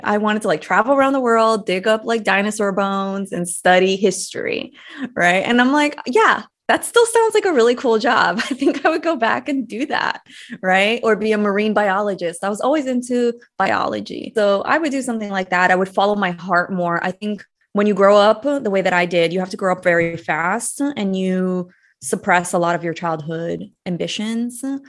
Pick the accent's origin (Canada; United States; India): United States; also born or lived in Brazil; I moved to the States when I was eight years old.